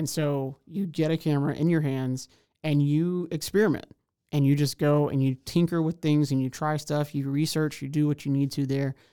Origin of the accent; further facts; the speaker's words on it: Houston, Texas, United States; now in Waco, United States; I'm originally from Houston, Texas, so much larger place